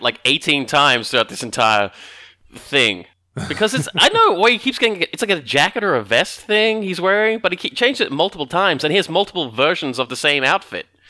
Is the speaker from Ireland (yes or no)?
no; Australia; we're very generically Australian